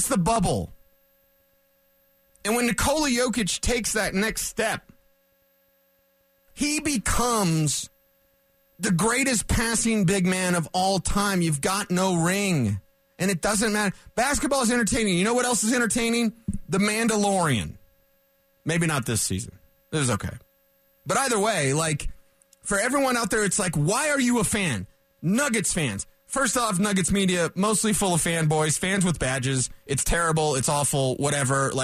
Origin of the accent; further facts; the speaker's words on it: Colorado, United States; also born or lived in Cheyenne, Wyoming; I was born and raised in Colorado. Born in Cheyenne, but whatever. I grew up obviously in the country